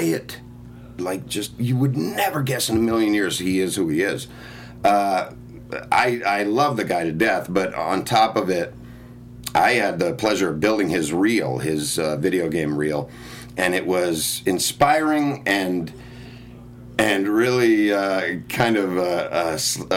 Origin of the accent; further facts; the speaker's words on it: Oakland, California, United States; moved away as an adult; now in Los Angeles, United States; I'm from East Oakland